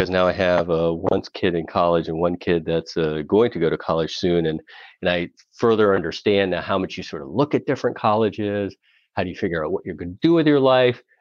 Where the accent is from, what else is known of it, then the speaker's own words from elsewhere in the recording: New York, United States; also born or lived in India; So I'm originally from India. And however, I immigrated to the United States extremely early in life. I was six weeks old when we immigrated and we came to New York.